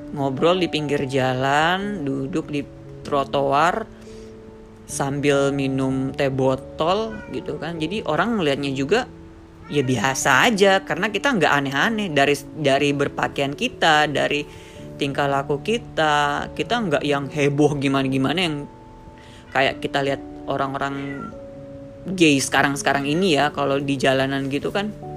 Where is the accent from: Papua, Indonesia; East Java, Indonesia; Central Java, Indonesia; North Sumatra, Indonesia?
Papua, Indonesia; moved away as an adult; also born or lived in Jakarta; aku yang dari Papua